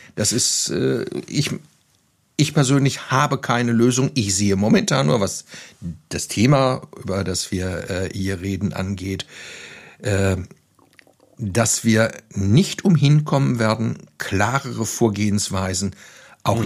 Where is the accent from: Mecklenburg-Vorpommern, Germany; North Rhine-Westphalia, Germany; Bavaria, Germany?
North Rhine-Westphalia, Germany; Lüdenscheid; moved away as an adult; now in Neuwied, Germany; Ich komme aus Westfalen, ich bin in Lüdenscheid zur Schule gegangen